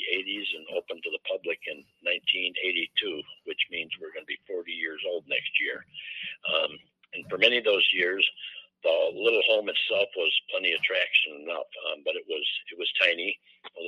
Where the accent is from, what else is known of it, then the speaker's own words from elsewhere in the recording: Chicago, Illinois, United States; moved away as an adult; now in Winterset, United States; I come from Chicago